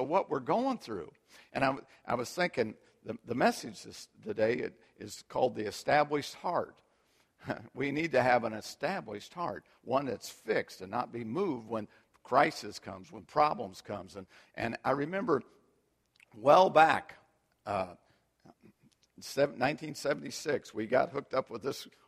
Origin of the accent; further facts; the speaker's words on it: United States; we've been so fortunate to live and be born and raised in America